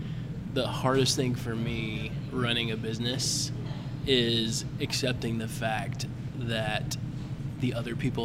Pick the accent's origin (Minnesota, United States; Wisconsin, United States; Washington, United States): Minnesota, United States; Duluth; I grew up in Duluth